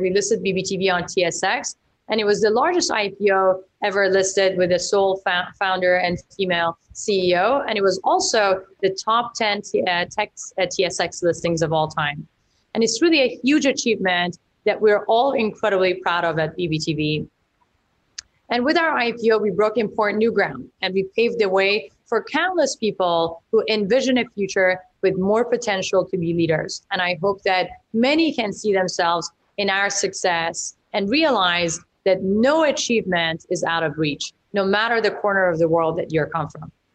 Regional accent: Iran; now in Vancouver, Canada; I grew up in Iran during the revolution

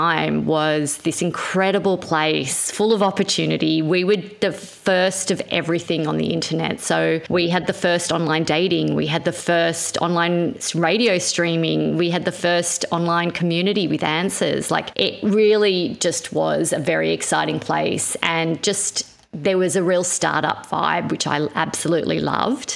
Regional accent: New South Wales, Australia; also born or lived in Israel; when we landed in Australia

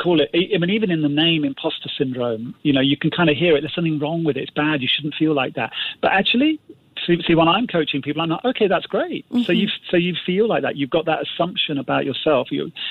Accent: Singapore; well, he was British and I'm Singaporean, or he's a man, I'm a woman.

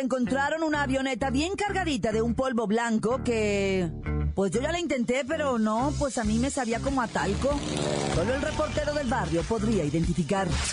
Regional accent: Mexico; yo estoy del lado pues de los mexicanos ricos

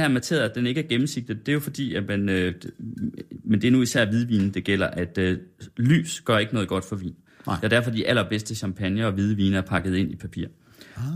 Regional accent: Felding, near Herning, Central Denmark Region, Denmark; moved away as an adult; also born or lived in Aarhus; now in Copenhagen, Denmark; Jeg vokset op i sådan Fælling, 20 km nord

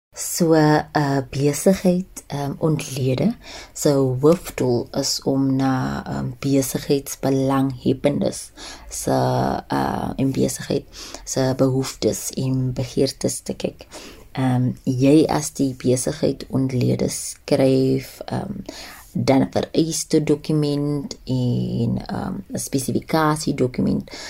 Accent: Cape Town, Western Cape, South Africa; moved away as an adult; now in Johannesburg, South Africa; ek is gebore in die Kaap.

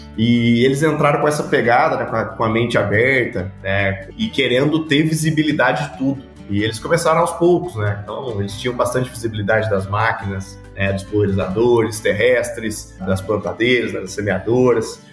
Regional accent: São João da Boa Vista, São Paulo, Brazil; Eu sou natural aqui de São João da Boa Vista, interior de São Paulo

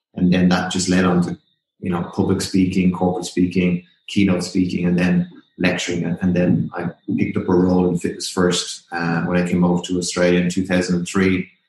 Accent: Ireland; accent: Irish; well, obviously I'm Irish and you can tell by the accent I've still got a little bit of it.

